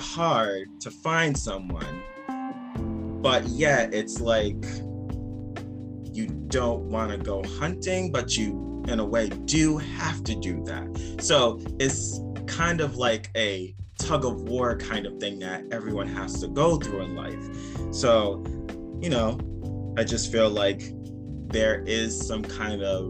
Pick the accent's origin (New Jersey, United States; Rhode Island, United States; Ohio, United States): Rhode Island, United States; Providence; now in Cranston, United States; born and raised in Providence, Rhode Island, but now in Cranston, Rhode Island